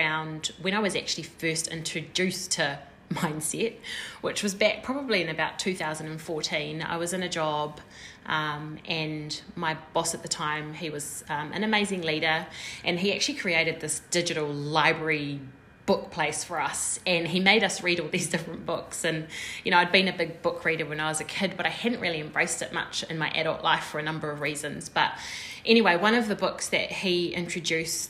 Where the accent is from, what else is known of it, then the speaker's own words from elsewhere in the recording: New Zealand; We're two Kiwi girls